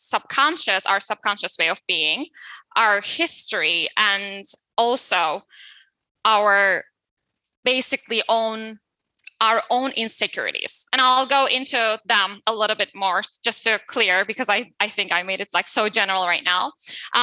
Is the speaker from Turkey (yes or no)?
yes; Turkey; I'm coming from Turkey. So in Turkey, it's more male dominant culture, right?